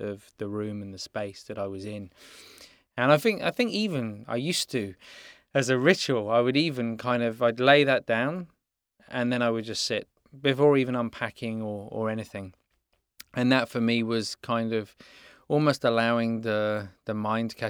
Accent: England, United Kingdom; moved away as an adult; now in Los Angeles, United States; we grow up with in England.

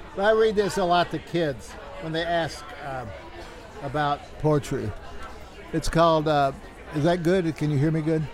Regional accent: the South, United States; born or raised there; also born or lived in Albuquerque; now in El Paso, United States

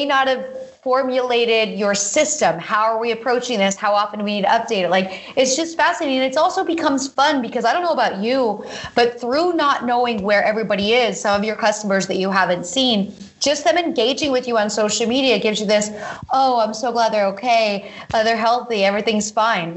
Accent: Pennsylvania, United States; this is what I grew up doing in Pennsylvania

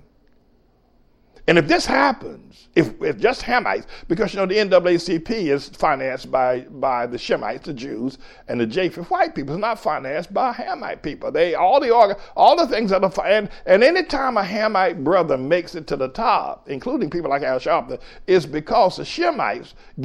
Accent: North Carolina, United States; moved away as an adult; now in New York, United States; I grew up in North Carolina in the 50s and the 60s

